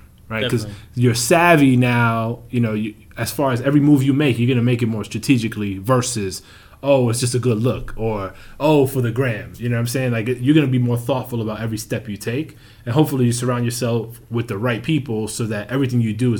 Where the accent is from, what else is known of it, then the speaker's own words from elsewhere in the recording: New York, United States; You know, born and bred in the New York area, and you're not a Knicks fan, I can't really get mad